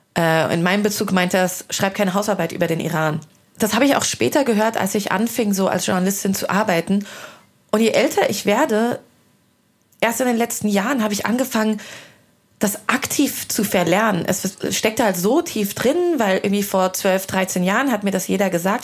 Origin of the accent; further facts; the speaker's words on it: Hesse, Germany; moved away as an adult; also born or lived in London; now in Berlin, Germany; Ich komme aus Hessen und bin einfach sehr, sehr hessisch